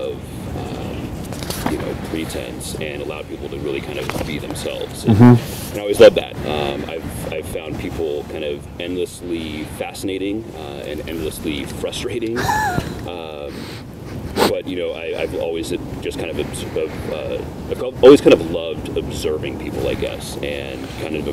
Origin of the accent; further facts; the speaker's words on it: Portland, Oregon, United States; also born or lived in Long Beach, California; I was raised in and around Portland. But mostly up near Mount Hood